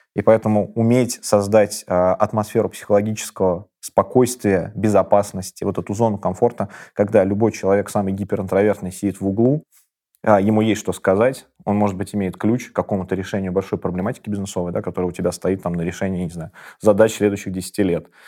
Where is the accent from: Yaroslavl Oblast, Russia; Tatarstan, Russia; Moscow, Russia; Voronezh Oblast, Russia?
Tatarstan, Russia; Kazan; Я родился в Казани, в таком очень мультикультурном городе